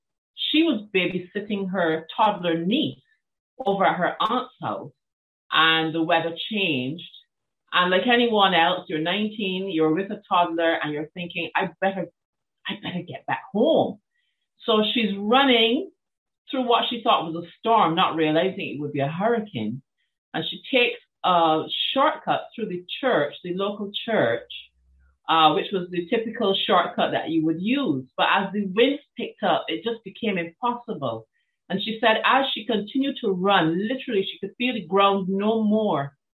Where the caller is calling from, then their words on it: Barbados; First of all, I'm dialing in from the island of Barbados, which is